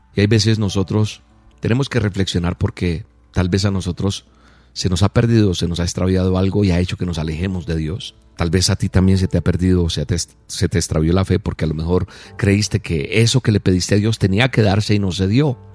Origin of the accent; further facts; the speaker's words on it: Colombia; soy colombiano